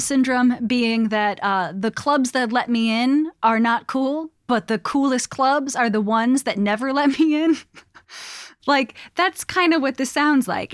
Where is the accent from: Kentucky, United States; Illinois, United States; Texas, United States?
Illinois, United States; Chicago; moved away; I'm from Chicago